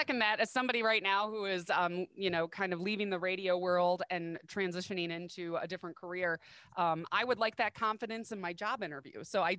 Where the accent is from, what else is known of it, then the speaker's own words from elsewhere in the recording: Midwest, United States; accents are fascinating to me because I come from the Midwest, where a lot of people have a very strong Midwestern accent. And it's not something I've ever really had myself.